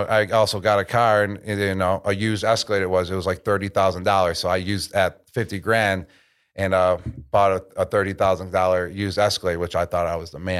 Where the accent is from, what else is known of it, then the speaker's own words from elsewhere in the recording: Buffalo, New York, United States; We're from Buffalo.